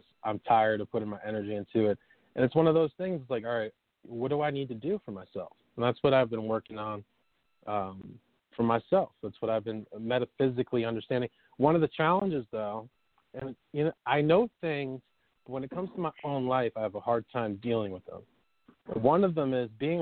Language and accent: English; New York, United States; moved away as an adult; also born or lived in California; I moved from California from where I was back to my hometown, New York